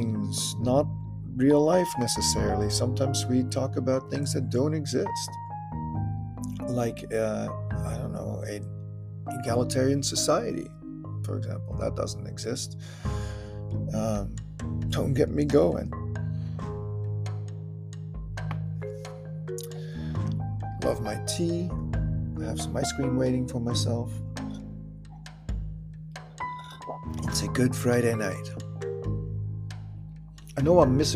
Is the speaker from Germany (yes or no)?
yes; Germany; accent: German; I sounded so German